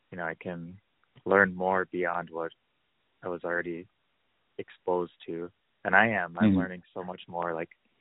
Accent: Parmelee, South Dakota, United States; I'm from Parmalee

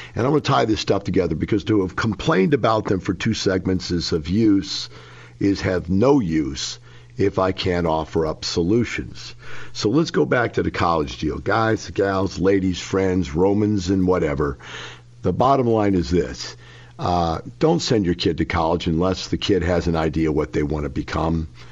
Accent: Florissant, Missouri, United States; moved away; I grew up in Florissant, Missouri.

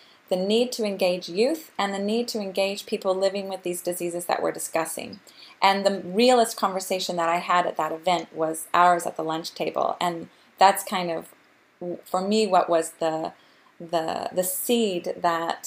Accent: Austin, Texas, United States; now in Geneva, Switzerland; an Austinite living in global Geneva

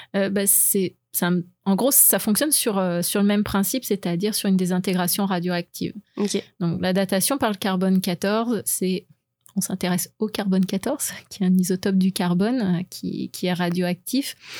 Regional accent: France; moved away; je suis française, donc j'ai fait mon lycée en sciences

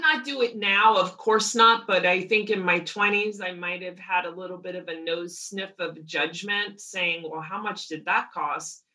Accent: outside New York, United States; now in Los Angeles, United States; growing up outside New York where I did grew up

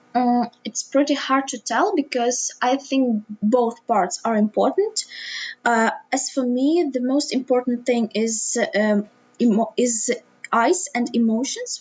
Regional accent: Lviv, Lviv Oblast, Ukraine; also born or lived in Drohobych; I was born in Lviv, which is pretty a big city in the west of Ukraine.

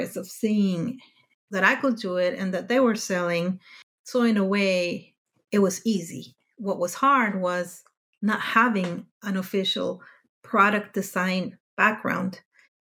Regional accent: Mexico; moved away as an adult; now in Denmark; I grew up in Mexico

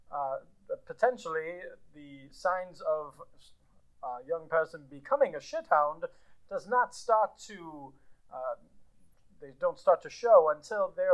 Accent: New York, United States; I'm from upstate New York.

